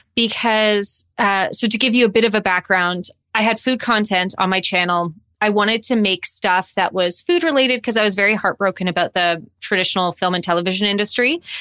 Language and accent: English; Calgary, Alberta, Canada; moved away as an adult; also born or lived in Toronto; I'm originally from Calgary, and I moved to Toronto to go to school for acting